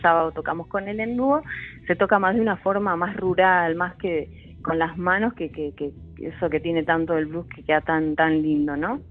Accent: Bella Vista, Argentina; Yo nací en Bellavista

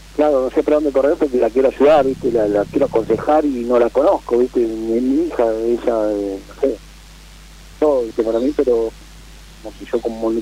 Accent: Lomas de Zamora, Buenos Aires Province, Argentina; Yo soy acá de Loma de Zamora.

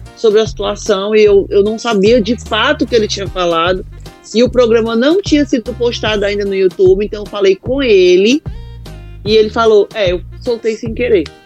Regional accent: Icó, Ceará, Brazil; moved away; vim do interior do Ceará, de uma cidade que até o nome é pequeno, Icó

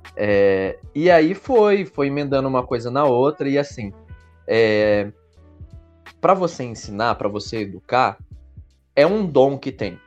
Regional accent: Brazil; a gente é brasileiro

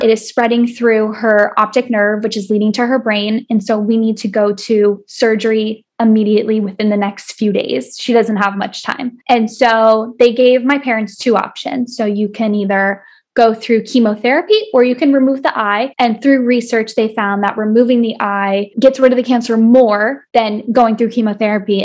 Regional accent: South Florida, United States; I was born and raised in South Florida

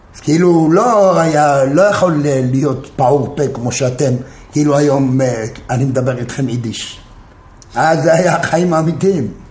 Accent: Jerusalem, Jerusalem District, Israel; moved away as an adult; also born or lived in Tel Aviv; גדלתי בקטמונים בירושלים

